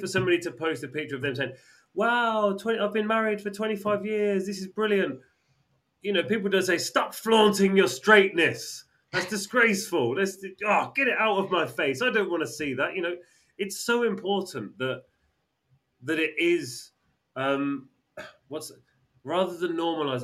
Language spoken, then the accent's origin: English; England, United Kingdom; we're English